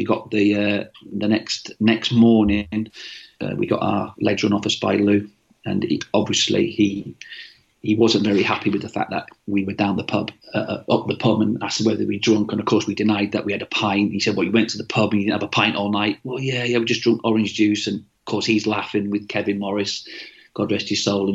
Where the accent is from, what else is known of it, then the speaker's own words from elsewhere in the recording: Manchester, North West England, United Kingdom; accent: Mancunian; moved away as an adult; also born or lived in Swindon; because I'm Mancunian